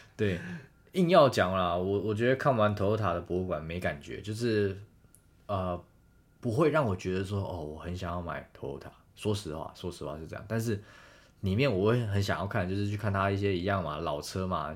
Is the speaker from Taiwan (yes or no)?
yes; Taiwan; 我们是台湾来的嘛